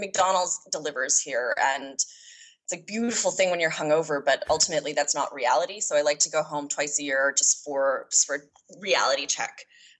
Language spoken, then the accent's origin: English; Canada; moved away as an adult; now in Dubai, United Arab Emirates; I'm Irish. I work in PR and I am Canadian.